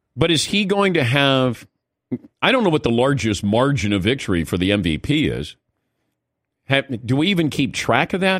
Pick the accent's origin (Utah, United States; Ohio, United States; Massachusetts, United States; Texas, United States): Ohio, United States; growing up in Ohio, I saw Ohio State football